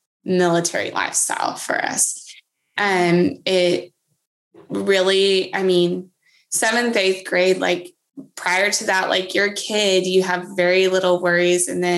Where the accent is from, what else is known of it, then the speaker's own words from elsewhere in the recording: Texas, United States; also born or lived in Germany / Georgia / Kansas; So I was born in Germany and then we kind of moved. We lived in Georgia after, and then Kansas, and then wound up in Texas, which is where we ended up, and we never left.